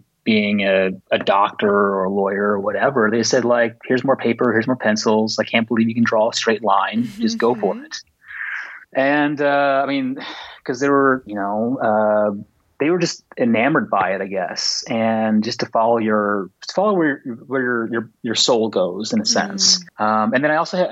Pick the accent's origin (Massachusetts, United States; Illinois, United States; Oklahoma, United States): Illinois, United States; also born or lived in Springfield, Illinois / Chicago, Illinois; now in Montreal, Canada; I'm originally from the United States, from Illinois, both Springfield and Chicago region.